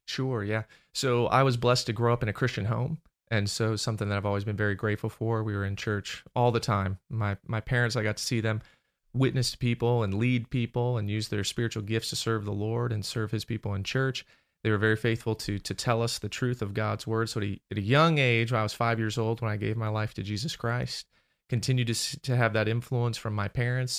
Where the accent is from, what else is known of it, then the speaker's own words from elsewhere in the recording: Maryland, United States; moved away; I grew up in Maryland.